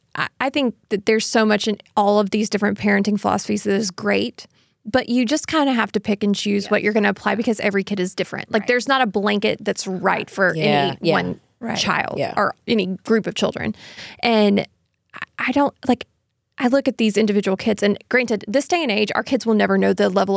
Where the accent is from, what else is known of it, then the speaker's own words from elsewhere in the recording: the South, United States; Growing up in the South, we don't have anything like that.